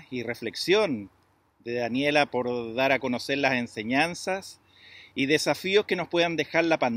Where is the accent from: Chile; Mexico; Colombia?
Chile; Puerto Natales, Magallanes and Chilean Antarctica; somos nacidos y criados en Puerto Natales